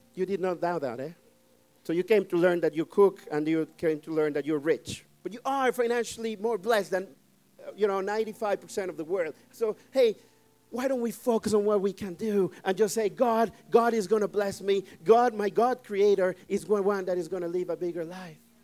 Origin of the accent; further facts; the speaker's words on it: Mexico; English is a second language; now in Netherlands; I'm, I'm from Mexico. I, I always say it. I'm from Mexico